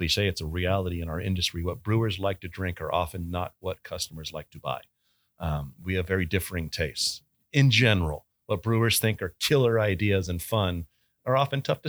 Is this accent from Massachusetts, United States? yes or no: no; San Diego, California, United States; moved away as an adult; also born or lived in Boulder, Colorado / Portsmouth, New Hampshire / Portland, Oregon; now in Connecticut, United States; I'm born and raised in San Diego. I'm a Southern California kid